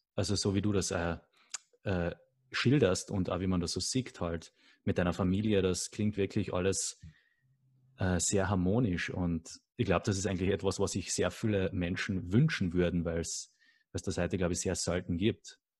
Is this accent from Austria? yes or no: yes; Carinthia, Austria; Also ich bin selber auch am Land aufgewachsen, in einem sehr kleinen Dorf in Kärnten.